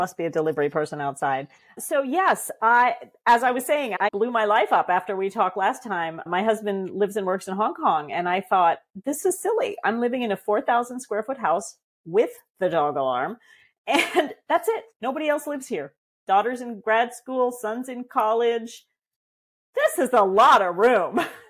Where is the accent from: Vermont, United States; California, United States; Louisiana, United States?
Vermont, United States; moved away as an adult; also born or lived in Michigan; I've moved back east to where I'm from, to Vermont. I grew up in Vermont